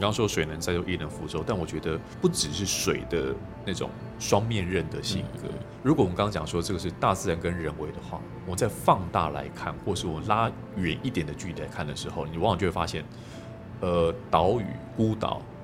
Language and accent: Chinese; Kaohsiung, Taiwan; 尤其我是南部人哦，这住高雄港都